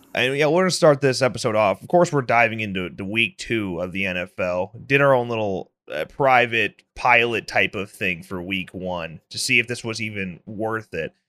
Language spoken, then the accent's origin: English; Illinois, United States; both of us were born and raised in Illinois